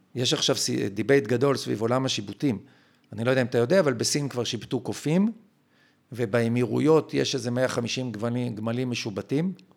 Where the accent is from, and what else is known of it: Israel